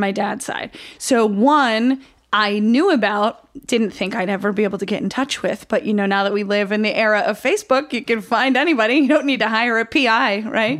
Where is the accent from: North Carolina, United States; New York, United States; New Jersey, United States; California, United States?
New York, United States; Oswego; I grew up in Oswego, New York